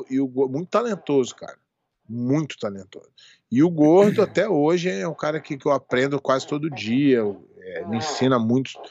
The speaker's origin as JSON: {"language": "Portuguese", "country": "Portugal", "said": "Ah, Portugal, é minha terrinha."}